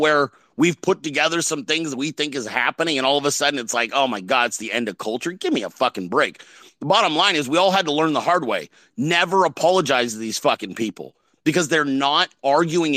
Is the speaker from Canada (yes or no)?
no; California, United States; I'm from California